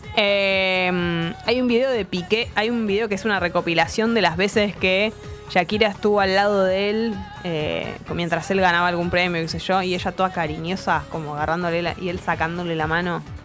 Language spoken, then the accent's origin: Spanish; Buenos Aires, Argentina; accent: porteño; Tenemos que guardar nuestro, nuestra tonada porteña